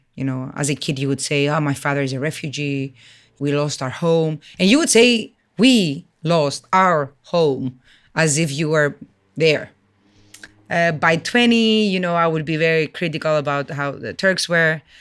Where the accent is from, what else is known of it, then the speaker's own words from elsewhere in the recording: Limassol, Limassol District, Cyprus; also born or lived in Athens, Greece; I was born in Athens, raised in Limassol.